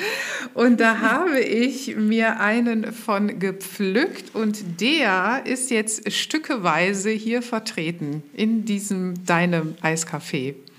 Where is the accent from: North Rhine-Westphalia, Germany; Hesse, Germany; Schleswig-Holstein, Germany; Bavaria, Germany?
North Rhine-Westphalia, Germany; Mönchengladbach; moved away as an adult; also born or lived in Cologne / Berlin; ich bin keine gebürtige Kölnerin, sondern ich komme ursprünglich aus Mönchengladbach